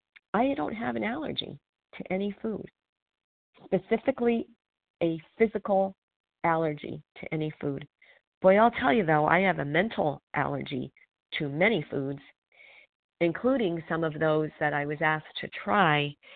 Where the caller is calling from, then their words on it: Pennsylvania, United States; I'm calling from Pennsylvania